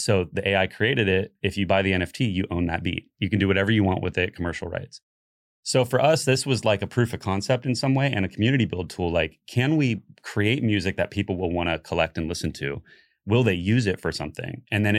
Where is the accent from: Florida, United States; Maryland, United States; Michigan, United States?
Florida, United States; I think like realizing that you guys like kind of originated it here in Florida, and I came from Florida.